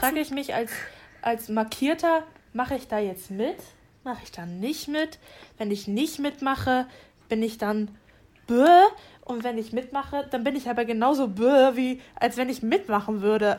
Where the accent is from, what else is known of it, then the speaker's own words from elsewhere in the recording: Rostock, Mecklenburg-Vorpommern, Germany; moved away as an adult; now in Leiden, Netherlands; ich komme aus Rostock. Das ist eine wunderschöne Stadt in Mecklenburg-Vorpommern, ist auch schön Vorpommern, äh, an der Ostsee. Ähm, da habe ich gelebt bis zu meinem 18. Lebensjahr